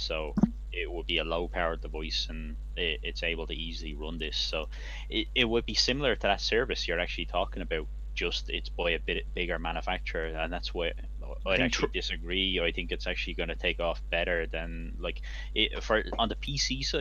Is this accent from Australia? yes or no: no; Ireland; now in Germany; I'm from Ireland, but I'm actually based in Germany at the moment